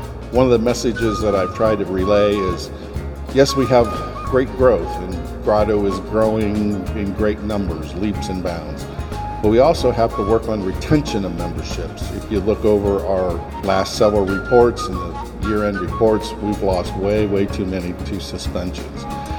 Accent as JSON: {"language": "English", "town": "Mansfield", "region": "Ohio", "country": "United States", "tie": "born or raised there", "said": "I'm born and raised in Mansfield, Ohio."}